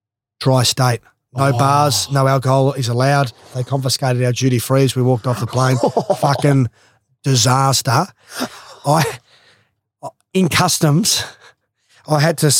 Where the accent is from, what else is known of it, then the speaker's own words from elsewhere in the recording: Australia; being the Australian captain